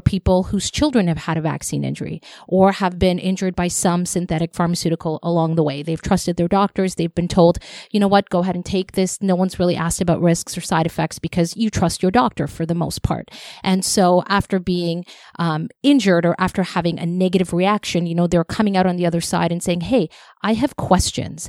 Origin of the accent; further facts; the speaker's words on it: Toronto, Ontario, Canada; I grew up in Scarborough, and that's where I always went.